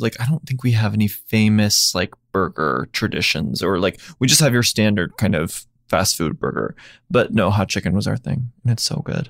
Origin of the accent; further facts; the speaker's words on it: Nashville, Tennessee, United States; I grew up in Nashville